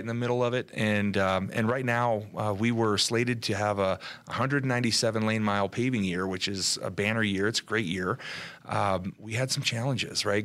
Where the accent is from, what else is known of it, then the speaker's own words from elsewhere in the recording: Southern California, United States; moved away; we're originally from Southern California